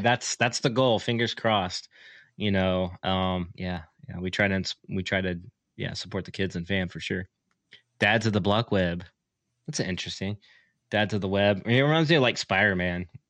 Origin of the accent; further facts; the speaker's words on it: Oklahoma, United States; I'm from Oklahoma